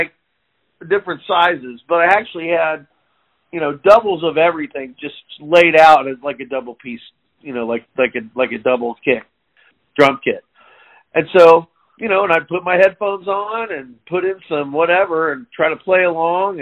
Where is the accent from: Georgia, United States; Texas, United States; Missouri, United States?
Missouri, United States; Liberty; I'm from Liberty and grew up in Liberty. Still here, actually.